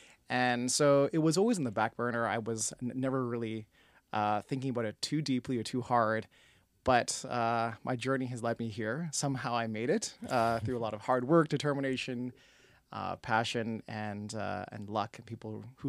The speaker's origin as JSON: {"language": "English", "town": "Toronto", "region": "Ontario", "country": "Canada", "tie": "born or raised there", "said": "When I was born and raised in Toronto, one of the aspirations was to get into film and television."}